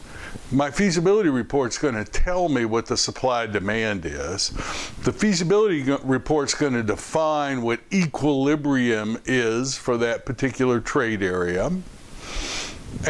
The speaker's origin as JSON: {"language": "English", "town": "Louisville", "region": "Kentucky", "country": "United States", "tie": "born or raised there", "said": "my hometown, Louisville, Kentucky"}